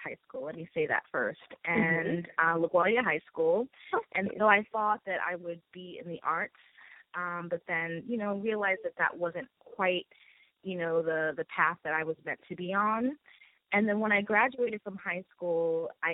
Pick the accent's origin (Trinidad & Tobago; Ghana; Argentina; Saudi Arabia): Trinidad & Tobago; now in Brooklyn, United States; I am originally from Trinidad and Tobago, and I reside in Brooklyn, New York.